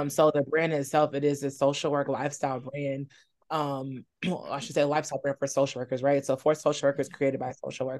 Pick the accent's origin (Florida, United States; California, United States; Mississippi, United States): California, United States; moved away as an adult; also born or lived in Alabama / New York; now in Charlotte, United States; I'm originally from California